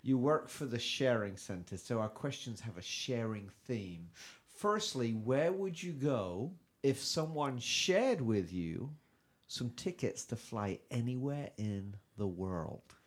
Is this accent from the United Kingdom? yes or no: yes; England, United Kingdom; now in United States; I'm from England